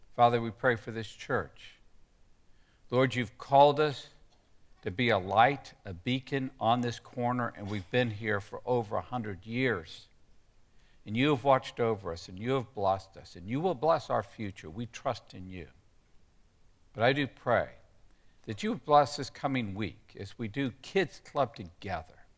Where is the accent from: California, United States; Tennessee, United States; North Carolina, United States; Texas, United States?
Texas, United States; when I grew up in Texas